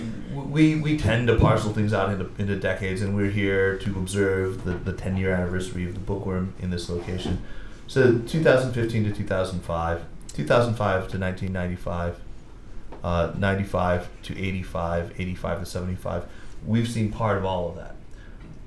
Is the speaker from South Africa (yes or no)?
no; United States; now in Beijing, China; we, as Americans